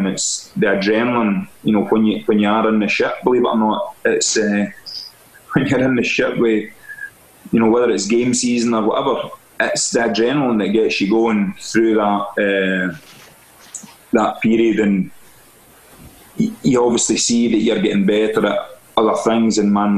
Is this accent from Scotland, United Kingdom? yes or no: yes; Stevenston, Scotland, United Kingdom; moved away as an adult; also born or lived in Irvine / France / London; I'm from Ayrshire, Stevenson originally, and I worked in Irvine, and then I went to France. From France, I went to London.